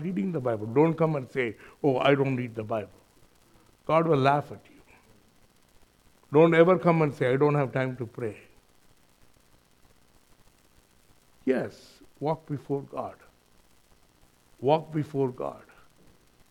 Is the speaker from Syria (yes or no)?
no; India; accent: Indian; moved away as an adult; now in New Zealand; my accent is Indian